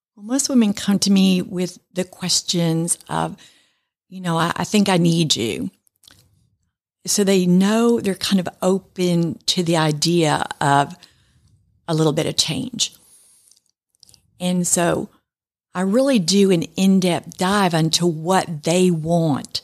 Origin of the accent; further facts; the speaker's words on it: New York, United States; I was raised in New York, and my mom and my grandmother in Manhattan